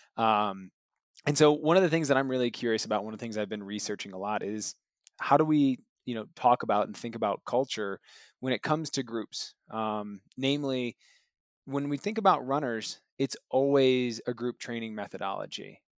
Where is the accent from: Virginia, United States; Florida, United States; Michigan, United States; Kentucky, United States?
Michigan, United States; growing up in Michigan myself